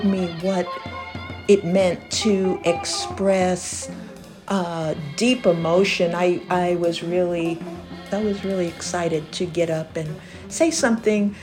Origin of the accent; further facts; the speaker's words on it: New York City, New York, United States; moved away as an adult; now in Massachusetts, United States; I grew up in the Bronx, in the Bronx River Projects